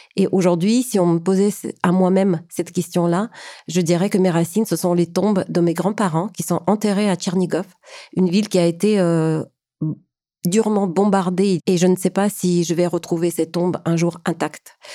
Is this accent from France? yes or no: no; Ukraine; now in Canada; je suis ukrainienne. J'ai quitté l'Ukraine en 1995, arrivée au Canada en 2005